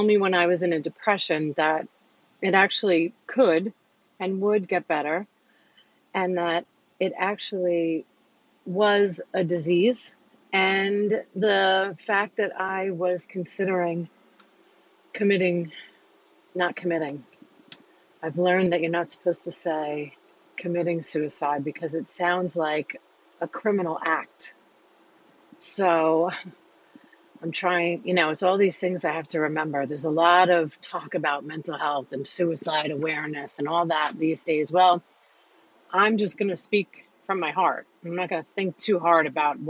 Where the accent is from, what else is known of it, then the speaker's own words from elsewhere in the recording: New York, United States; moved away; I'm a New Yorker